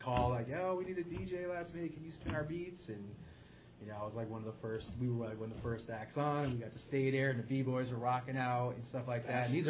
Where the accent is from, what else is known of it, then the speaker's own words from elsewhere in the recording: Middletown, Connecticut, United States; in Connecticut, in, you know, my hometown, Middletown.